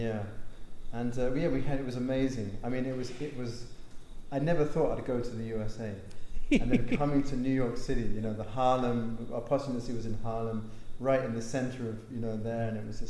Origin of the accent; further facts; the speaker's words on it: London, United Kingdom; accent: English; that is an English accent. So I'm from London, England.